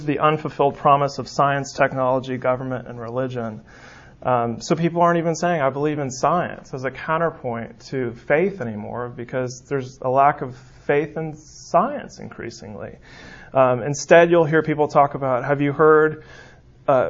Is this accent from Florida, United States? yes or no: no; San Francisco, California, United States; moved away; I'm from San Francisco